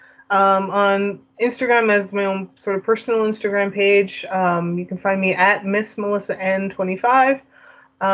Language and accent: English; Canada; I am the Canadian queen, the Canadian podcasting queen of pipe bombs